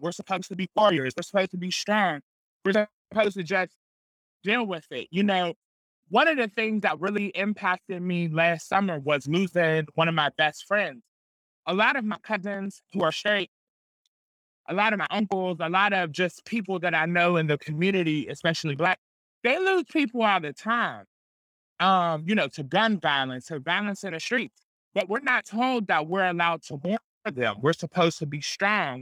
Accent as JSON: {"language": "English", "town": "Pittsburgh", "region": "Pennsylvania", "country": "United States", "tie": "born or raised there", "said": "I grew up in the Hill District"}